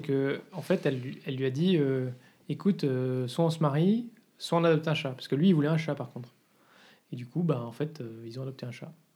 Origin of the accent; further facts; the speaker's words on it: France; now in Brussels, Belgium; on est français en fait à la base